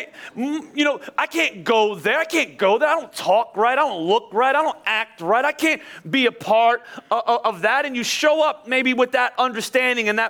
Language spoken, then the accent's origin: English; Philadelphia, Pennsylvania, United States; I'm from Philly